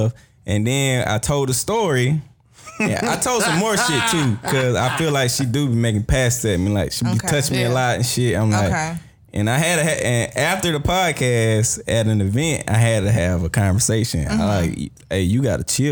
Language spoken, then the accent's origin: English; South Georgia, United States; I grew up in South Georgia